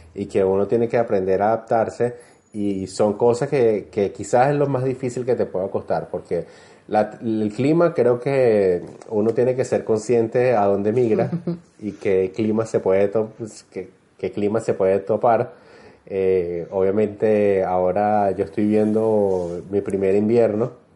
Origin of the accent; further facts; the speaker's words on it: Venezuela; moved away as an adult; now in Santiago, Chile; sabemos que somos venezolanos, nos saludamos